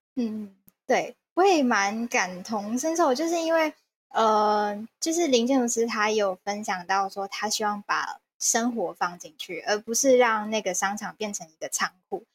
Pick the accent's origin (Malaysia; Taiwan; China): Taiwan; Kaohsiung; 我是高雄人